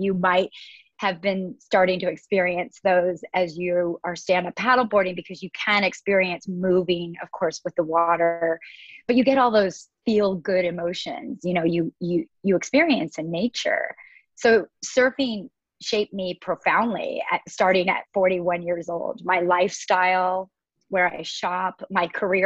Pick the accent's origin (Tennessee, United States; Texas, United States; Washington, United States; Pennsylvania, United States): Washington, United States; now in Southern California, United States; I grew up in the Pacific Northwest of Washington State, which is about 1,000 miles away from where I am currently.